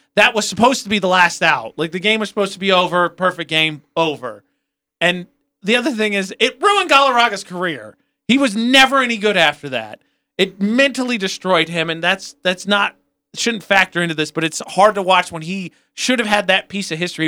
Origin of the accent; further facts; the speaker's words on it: Indiana, United States; moved away; I'm from Indiana.